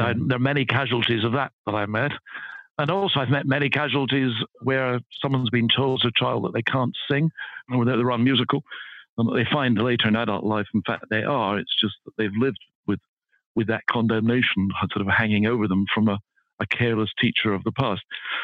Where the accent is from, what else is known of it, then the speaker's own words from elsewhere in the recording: Edinburgh, Scotland, United Kingdom; I grew up in Edinburgh. I was brought up in Scotland. I went to school in Edinburgh, high school in Edinburgh, then university in Edinburgh. So although I've lost the accent, I'm very much a Scot by background.